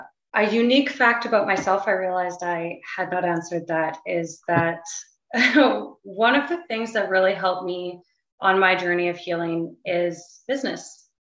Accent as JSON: {"language": "English", "town": "White Rock", "region": "British Columbia", "country": "Canada", "tie": "born there", "said": "Yeah, so I'm actually from White Rock, BC. Originally, that's where I was born. We did move around a lot growing up, but there are definitely some memories that I hold near and dear in White Rock."}